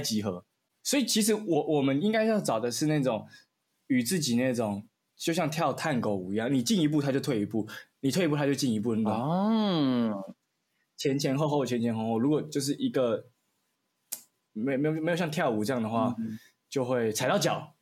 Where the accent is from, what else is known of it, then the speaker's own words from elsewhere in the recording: Kinmen County, Taiwan; moved away; 因为我是金门人，我就回金门